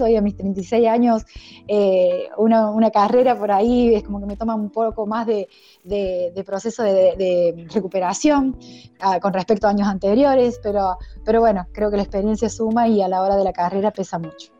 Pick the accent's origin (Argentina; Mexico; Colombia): Argentina; soy la primera argentina